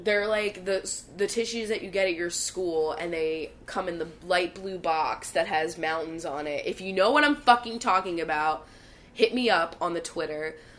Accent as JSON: {"language": "English", "area": "Bucks County", "region": "Pennsylvania", "country": "United States", "tie": "born or raised there", "said": "Bucks County, which is where I'm from"}